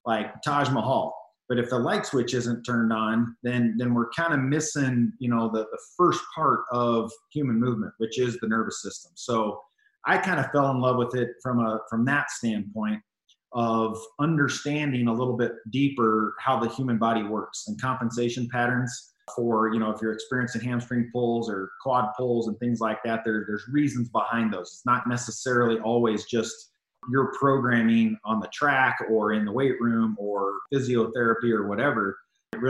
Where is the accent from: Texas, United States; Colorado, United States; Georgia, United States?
Colorado, United States; I was kind of born and raised in Colorado kid. I've lived here my whole life